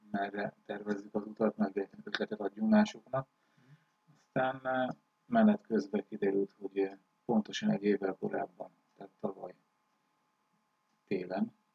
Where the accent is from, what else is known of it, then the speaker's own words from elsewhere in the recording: Rajka, Győr-Moson-Sopron, Hungary; moved away as an adult; also born or lived in Szigetköz / Norway; én Rajkán születtem, és hát Rajkán laktam nagyon sokáig